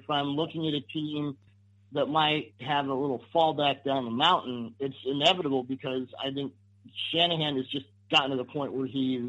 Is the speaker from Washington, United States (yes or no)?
yes; Seattle, Washington, United States; my hometown of Seattle.